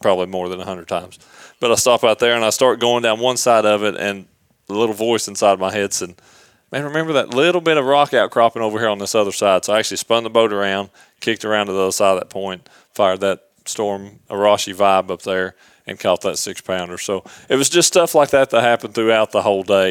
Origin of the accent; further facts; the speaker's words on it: Knoxville, Tennessee, United States; Knoxville was my address from the time I was born until actually my wife and I first got married